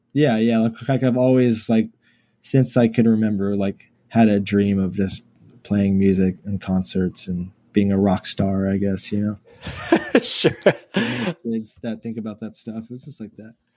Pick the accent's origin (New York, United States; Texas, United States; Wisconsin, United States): Texas, United States; Houston; Born and raised in Houston